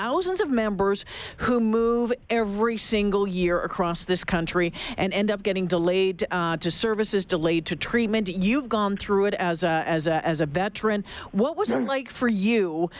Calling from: Edmonton, Alberta, Canada; Of course, I'm calling you from Edmonton

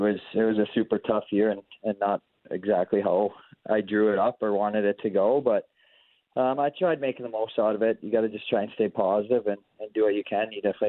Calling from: Maple Grove, Minnesota, United States; I'm at home in Maple Grove, Minnesota.

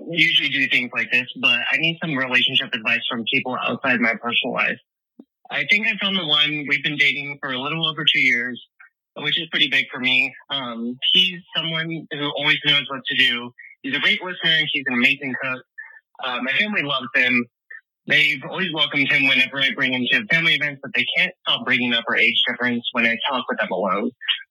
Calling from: Bismarck, North Dakota, United States; I'm calling from Bismarck, North Dakota.

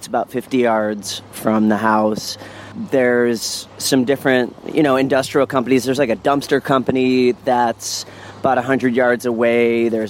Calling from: New Orleans, Louisiana, United States; So I'm calling from New Orleans, Louisiana.

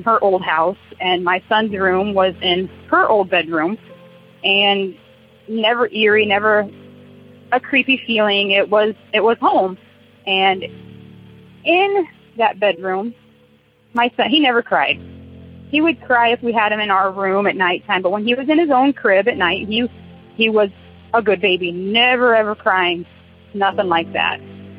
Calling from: Wapello, Iowa, United States; I'm calling from Wapello, Iowa.

